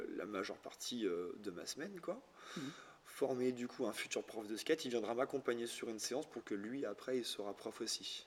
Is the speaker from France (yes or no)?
yes; Lorient, Brittany, France; je suis de Lorient, donc, euh, Bretagne Sud